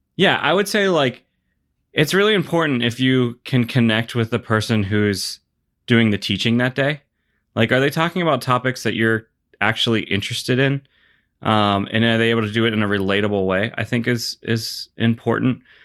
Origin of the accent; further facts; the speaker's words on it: Pittsburgh, Pennsylvania, United States; I grew up in Pittsburgh